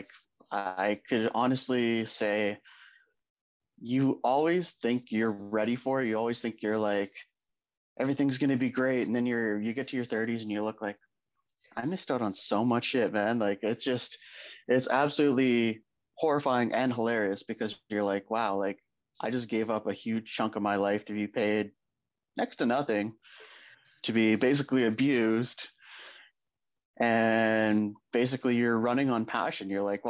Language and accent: English; Sault Ste. Marie, Ontario, Canada; I grew up in Sault Ste. Marie. I grew up in a small town where like everything is Italian.